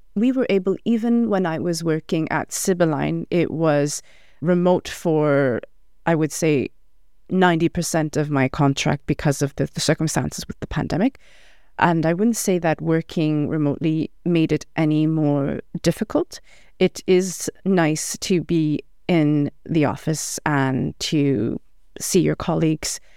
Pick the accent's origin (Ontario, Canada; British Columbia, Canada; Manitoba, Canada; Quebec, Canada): Quebec, Canada; Montreal; now in Ottawa, Canada; I'm from Montreal